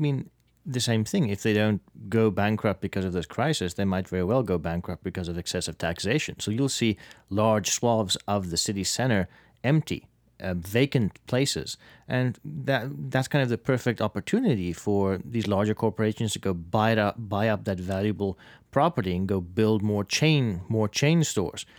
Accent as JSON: {"language": "English", "country": "South Africa", "moved": "yes", "lives_now": "United States", "said": "my home country of South Africa"}